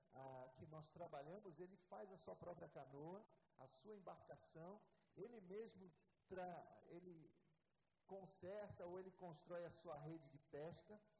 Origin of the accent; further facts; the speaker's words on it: Rio de Janeiro, Brazil; moved away as an adult; also born or lived in São Paulo / São Luís; eu nasci aqui no Rio de Janeiro, na zona oeste do Rio. Até os meus 22 anos eu estive aqui